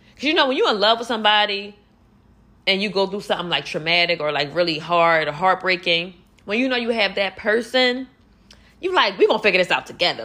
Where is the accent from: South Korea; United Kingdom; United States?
United States; Philadelphia, Pennsylvania; I'm from Philly and I'm out here alone